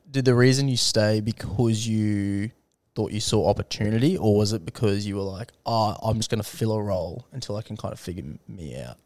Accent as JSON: {"language": "English", "region": "North Queensland", "country": "Australia", "said": "I'm from North Queensland"}